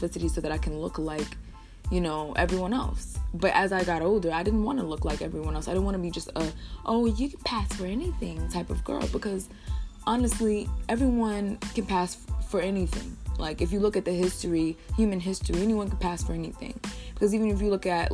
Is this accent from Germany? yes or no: no; United States; I'm from America